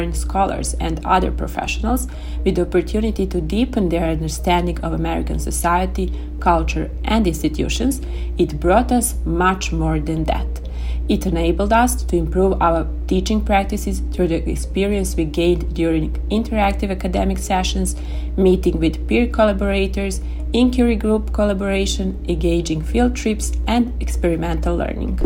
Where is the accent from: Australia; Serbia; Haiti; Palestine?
Serbia; from Serbia, assistant professor at the Faculty of Economics and Business, University of Belgrade